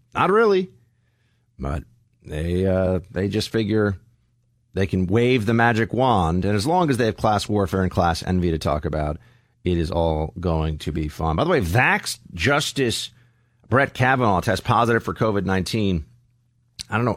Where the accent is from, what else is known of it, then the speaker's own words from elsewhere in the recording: New York City, New York, United States; moved away as an adult; now in Alabama, United States; I'm from New York City